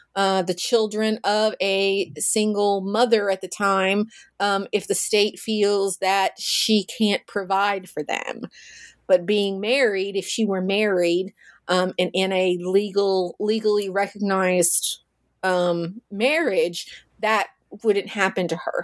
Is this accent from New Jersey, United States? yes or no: no; Russellville, Kentucky, United States; I'm from Kentucky. I'm from a small town called Russellville